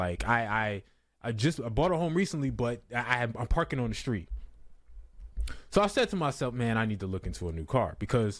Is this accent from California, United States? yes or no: no; New Jersey, United States; I'm from Jersey.